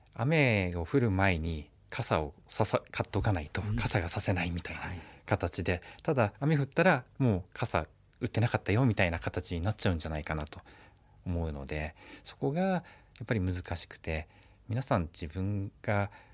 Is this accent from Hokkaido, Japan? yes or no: yes; Obihiro, Hokkaido, Japan; 私は帯広生まれですね